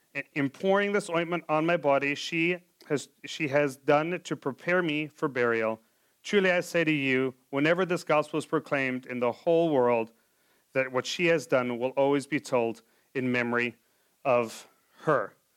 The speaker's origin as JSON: {"language": "English", "country": "South Africa", "moved": "yes", "said": "I'm from South Africa as well"}